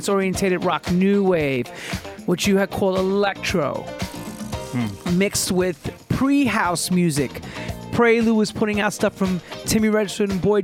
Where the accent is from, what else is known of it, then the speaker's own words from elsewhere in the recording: New York City, New York, United States; I was a guy from Queens